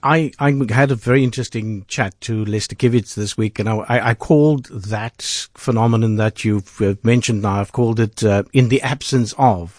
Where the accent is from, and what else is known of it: South Africa